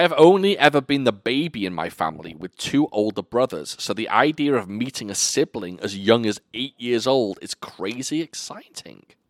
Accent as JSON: {"language": "English", "country": "United Kingdom", "said": "I'm a Brit."}